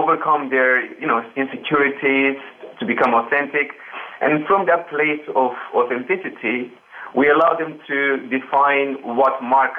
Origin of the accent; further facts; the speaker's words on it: Romania; English is a second language; moved away as an adult; also born or lived in England; now in United Kingdom; I grew up in Romania and moved to start my university in England about 6 years ago. With little English, I came here just to start university.